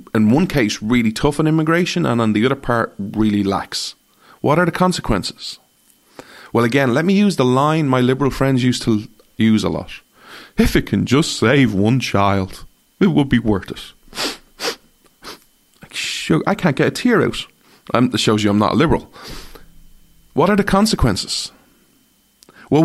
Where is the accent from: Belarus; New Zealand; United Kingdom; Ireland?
Ireland; I'm an Irishman, not an American